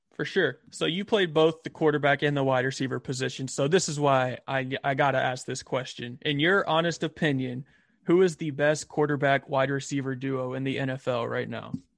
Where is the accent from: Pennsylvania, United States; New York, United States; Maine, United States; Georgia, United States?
Georgia, United States; Albany; I'm a fellow Georgia boy, so I grew up in Albany, Georgia.